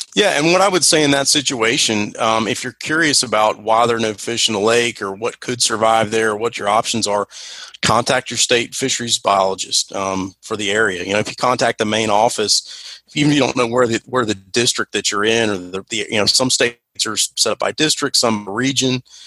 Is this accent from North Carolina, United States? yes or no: yes; North Carolina, United States; I'm from North Carolina, so we say crappie here